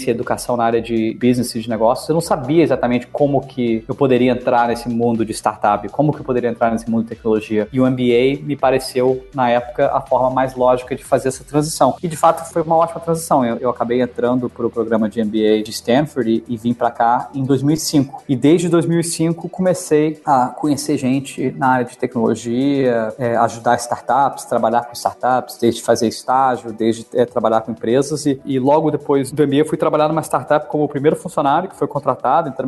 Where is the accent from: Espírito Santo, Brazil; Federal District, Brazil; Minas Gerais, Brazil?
Federal District, Brazil; Brasília; also born or lived in United States; Eu sou de Brasília e morei fora boa parte da minha vida. Meu, meu pai é diplomata, então eu sempre passava três anos no Brasil, três anos fora, mas sempre cresci em Brasília.